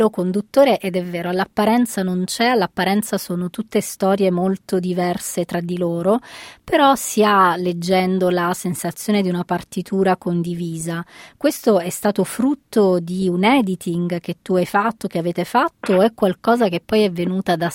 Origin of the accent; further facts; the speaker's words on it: Calabria, Italy; e anche nel mio dialetto, che sono calabrese, significa mm, rammendare.